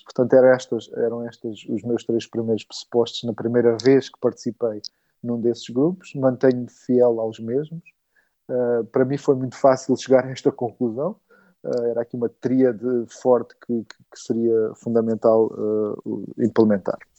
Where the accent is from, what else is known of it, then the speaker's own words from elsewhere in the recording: Olhão, Algarve, Portugal; now in Lisbon, Portugal; eu vim para Lisboa, sou de Olhão